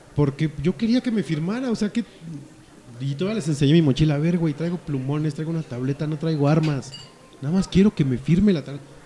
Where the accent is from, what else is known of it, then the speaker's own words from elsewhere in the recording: Mexico City, Mexico; es DF, es la capital, puerco. Somos capitalinos